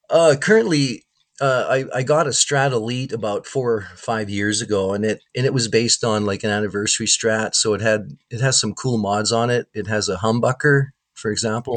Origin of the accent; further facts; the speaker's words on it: Winnipeg, Manitoba, Canada; growing up in Winnipeg, you know, from 80, 1983 on